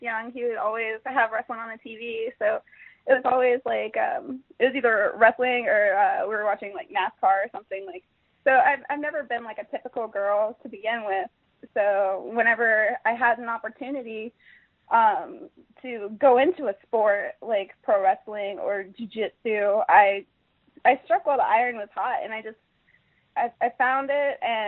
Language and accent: English; Jacksonville, Florida, United States; Originally, I'm from Jacksonville, Florida